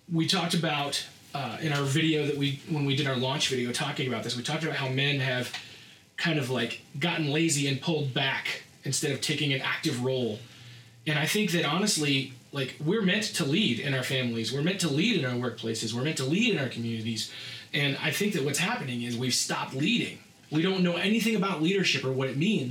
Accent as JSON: {"language": "English", "area": "Rowlett", "region": "Pennsylvania", "country": "United States", "tie": "born or raised there", "said": "I grew up in Rowlett, PA, which is even smaller"}